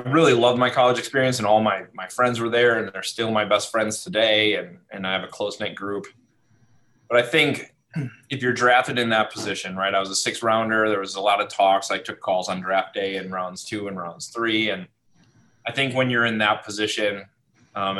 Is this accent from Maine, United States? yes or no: no; Marinette, Wisconsin, United States; I grew up in Marinette, Wisconsin, over north of Green Bay